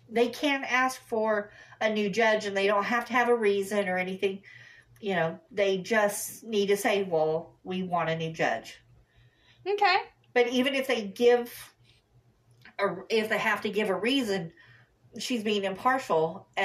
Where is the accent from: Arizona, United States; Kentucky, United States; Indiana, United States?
Kentucky, United States; born there; I was born in Kentucky.